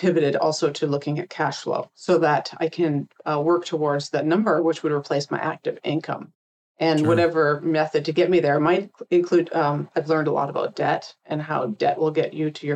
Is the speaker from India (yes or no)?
no; Canada; moved away as an adult; now in United States; I came from Canada originally, came down here to work.